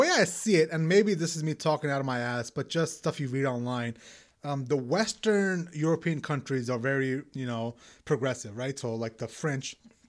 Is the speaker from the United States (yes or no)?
no; Pakistan; moved away; also born or lived in Middle East; growing up in Pakistan and being around the Middle East